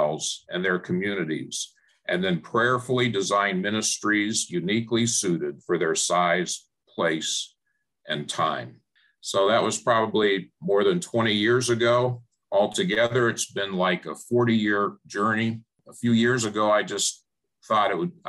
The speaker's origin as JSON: {"language": "English", "town": "Phoenix", "region": "Arizona", "country": "United States", "tie": "born or raised there", "said": "I grew up in Phoenix"}